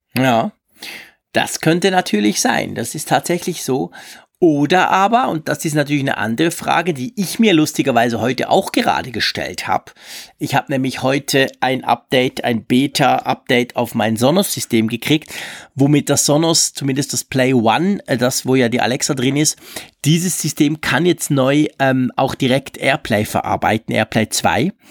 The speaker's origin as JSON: {"language": "German", "country": "Switzerland", "said": "ich als Schweizer"}